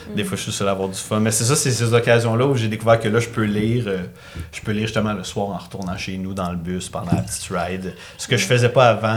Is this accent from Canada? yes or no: yes; Granby, Quebec, Canada; je viens de Grimby